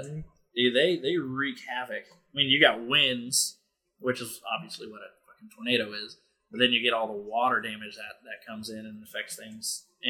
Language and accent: English; middle of nowhere Illinois, United States; moved away as an adult; now in Cape Girardeau, United States; I'm originally from Illinois